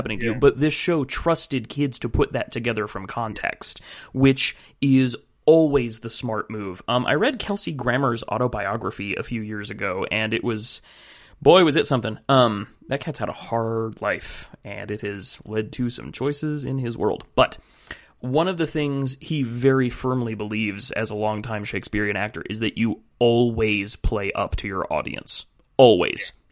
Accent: California, United States; I'm from California

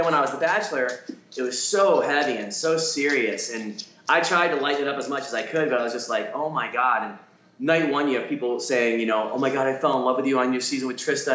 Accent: Detroit, Michigan, United States; I'm born and raised in Detroit

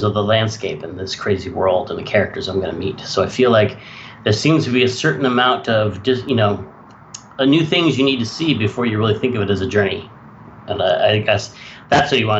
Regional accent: Sonoma, California, United States; I was growing up in Sonoma, California

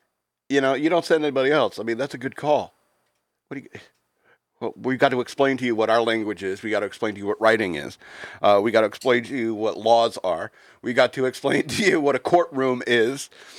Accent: United States; holding up your passport. You know, I'm American.

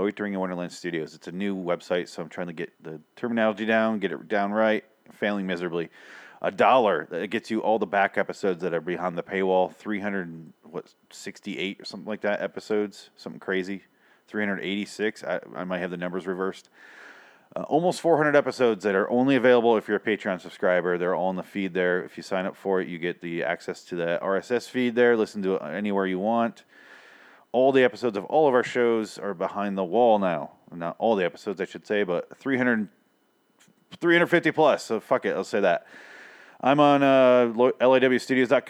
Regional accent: Midwest, United States; I'm a Midwesterner, so I say dollar funny

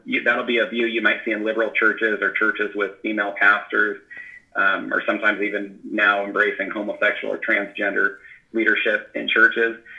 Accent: Northern California, United States; moved away as an adult; now in Washington, United States; my wife and I grew up together in Northern California

